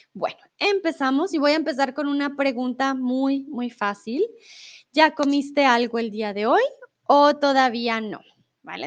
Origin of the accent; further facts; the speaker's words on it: Colombia; first language Spanish; also born or lived in Mexico; now in Germany; soy de Colombia. Comúnmente vivo en Alemania, ahora estoy en eh, México